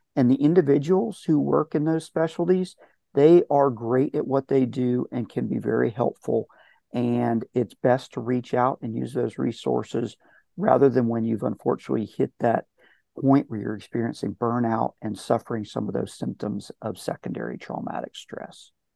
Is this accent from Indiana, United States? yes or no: no; Palm Beach County, Florida, United States; moved away; also born or lived in Tennessee; I'm from Palm Beach County